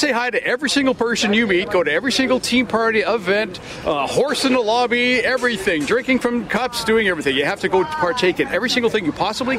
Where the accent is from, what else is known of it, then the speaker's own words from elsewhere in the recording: Strathmore, Alberta, Canada; from Strathmore